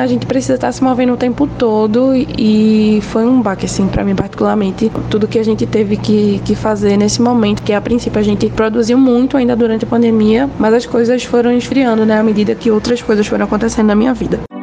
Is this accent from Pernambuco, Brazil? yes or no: yes; Recife, Pernambuco, Brazil; Eu sou de Recife, Pernambuco